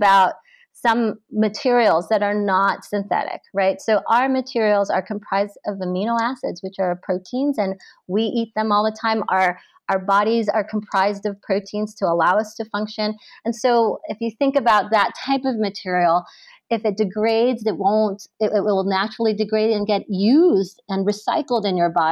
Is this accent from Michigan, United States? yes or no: no; New York, United States; I grew up in New York